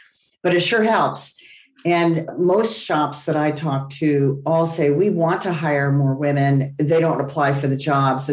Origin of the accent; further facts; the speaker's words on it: Los Angeles, California, United States; I grew up in the San Fernando Valley